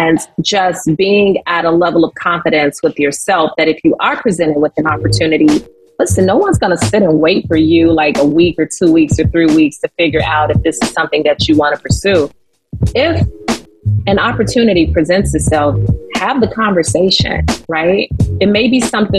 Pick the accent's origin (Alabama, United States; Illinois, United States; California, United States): Illinois, United States; Chicago; I grew up on the West Side of Chicago, public housing, single mother, hardworking single mother